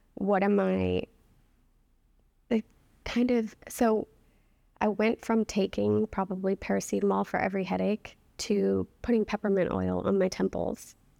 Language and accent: English; New Orleans, Louisiana, United States; also born or lived in New York; now in Boston, United States; I'm from New Orleans